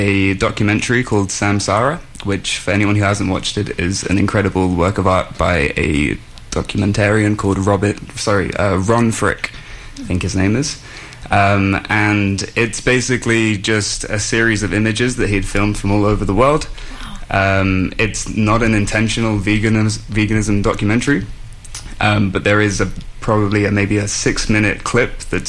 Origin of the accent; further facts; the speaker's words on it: Shrewsbury, West Midlands, United Kingdom; moved away as an adult; now in Vancouver, Canada; I'm from a very small town in England called Shrewsbury